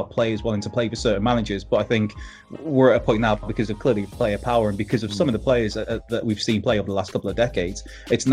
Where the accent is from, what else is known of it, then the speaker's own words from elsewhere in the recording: Wrexham, Wales, United Kingdom; I'm from Wrexham